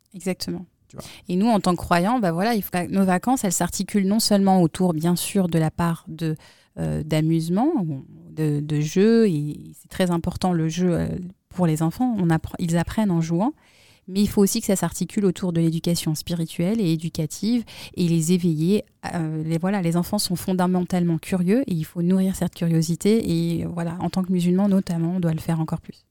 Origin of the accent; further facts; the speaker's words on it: Grenoble, Auvergne-Rhône-Alpes, France; moved away; nous, on vient de Grenoble